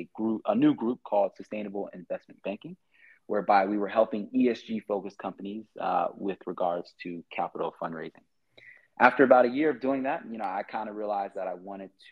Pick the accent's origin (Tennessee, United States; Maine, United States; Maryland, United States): Maryland, United States; Baltimore; moved away as an adult; also born or lived in Western Massachusetts; now in Rwanda; I'm originally from the United States and, Baltimore, Maryland, to be more exact.